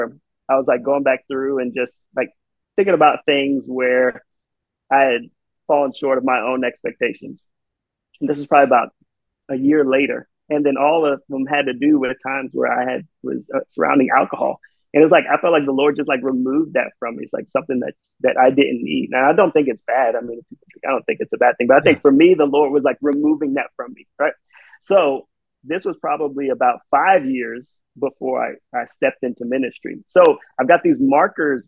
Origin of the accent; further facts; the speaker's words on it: St. Petersburg, Florida, United States; I'm from St. Petersburg, right? It's in Tampa Bay